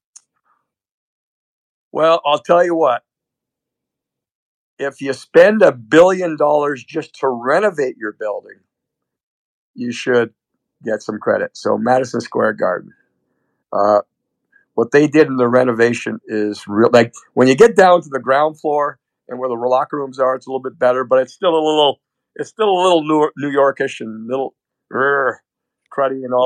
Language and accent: English; Canada; moved away; for a Canadian, I have dual now citizenship, but growing up in Canada